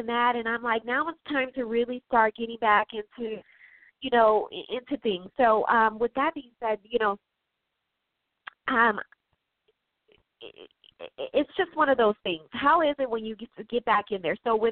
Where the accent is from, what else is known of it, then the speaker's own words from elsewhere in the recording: Chicago, Illinois, United States; I'm from Chicago. I'm from the Midwest.